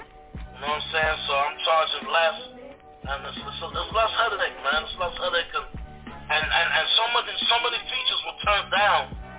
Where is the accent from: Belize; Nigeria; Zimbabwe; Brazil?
Belize; also born or lived in Jamaica (roots) / Mexico (roots); now in United States; I'm not from this country. I'm originally from Belize. I'm a Belizean. And I got Jamaican roots.